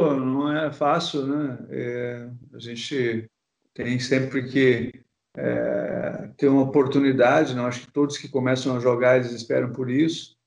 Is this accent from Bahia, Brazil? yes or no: no; Porto Alegre, Rio Grande do Sul, Brazil; moved away as an adult; also born or lived in Rio de Janeiro; eu sou gaúcho, né? Para quem não sabe, sou de Porto Alegre. Então, eu, eu nasci no, no, bairro praticamente que os dois times né, tinham estádio.